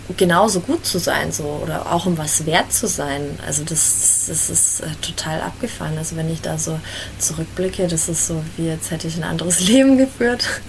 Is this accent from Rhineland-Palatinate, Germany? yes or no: no; Fürth, Bavaria, Germany; Ich komme aus Fürth